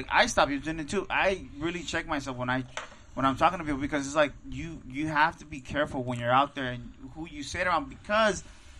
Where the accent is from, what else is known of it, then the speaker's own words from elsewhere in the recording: Mexico City, Mexico; moved away; I'm from Tacubaya, Mexico City.